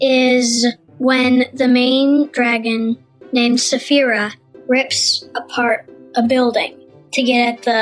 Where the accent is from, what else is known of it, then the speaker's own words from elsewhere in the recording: Georgia, United States; I'm 11 years old and I'm from Georgia.